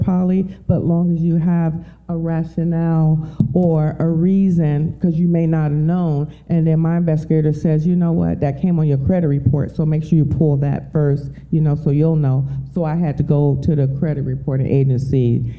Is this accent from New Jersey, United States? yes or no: no; Detroit, Michigan, United States; moved away as an adult; I'm from Detroit